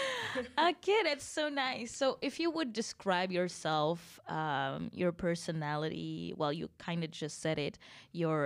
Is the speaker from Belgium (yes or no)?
yes; Antwerp, Flanders, Belgium; moved away; I was born in Borgerhout